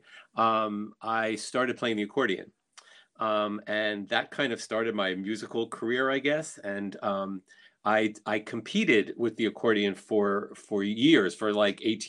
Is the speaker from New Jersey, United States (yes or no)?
yes; New Jersey, United States; growing up in New Jersey